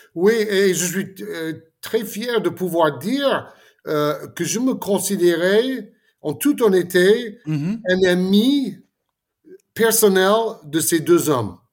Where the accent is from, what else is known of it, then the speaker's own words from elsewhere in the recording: Florida, United States; moved away; la, maison de, de, mon enfance en Floride